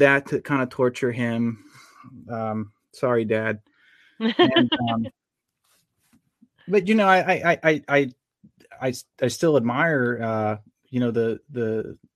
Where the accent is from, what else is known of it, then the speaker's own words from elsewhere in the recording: York, Pennsylvania, United States; moved away as an adult; now in Aspers, United States; I was from York, and we moved west to Adams County, to a town called Aspers